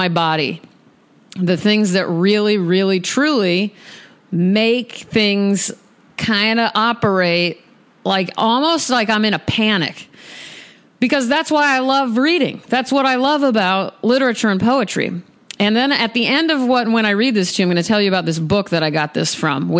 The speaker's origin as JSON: {"language": "English", "region": "Nebraska", "country": "United States", "moved": "yes", "lives_now": "Los Angeles, United States", "said": "I'm a person from Nebraska."}